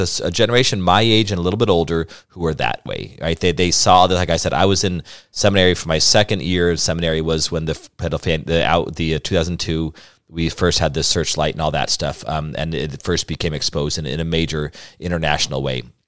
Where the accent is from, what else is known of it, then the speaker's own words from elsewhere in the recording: Albuquerque, New Mexico, United States; I grew up in Albuquerque, New Mexico, the oldest of five.